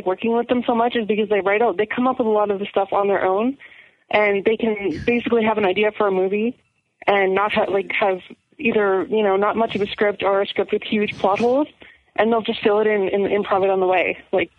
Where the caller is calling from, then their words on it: Alberta, Canada; I'm coming from Alberta.